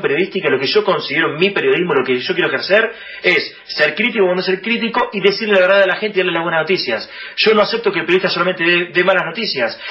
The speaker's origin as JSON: {"language": "Spanish", "region": "Buenos Aires", "country": "Argentina", "said": "nosotros somos muy porteños encima"}